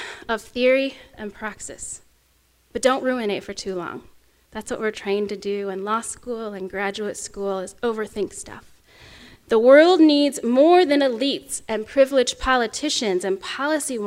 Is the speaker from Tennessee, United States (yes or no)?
no; Oklahoma, United States; accent: Oklahoma; my home state of Oklahoma